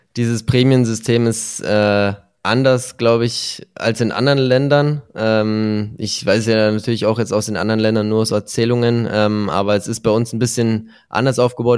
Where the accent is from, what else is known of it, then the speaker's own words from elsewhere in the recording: Germany; Bei uns in Deutschland